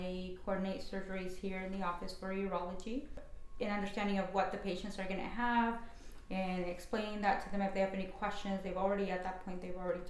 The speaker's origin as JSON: {"language": "English", "country": "United States", "tie": "born or raised there", "also_born_or_lived": "Mexico", "said": "was brought here as a little girl, and so I'm totally Americanized. Just, you know, we grew up here"}